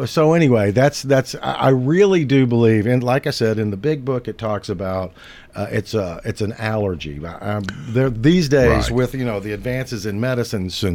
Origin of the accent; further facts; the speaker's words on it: Nashville, Tennessee, United States; I was born and raised in Nashville, outside Nashville